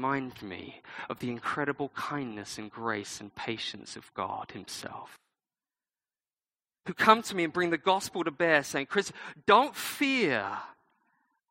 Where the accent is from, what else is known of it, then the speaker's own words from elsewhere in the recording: United Kingdom; I'm British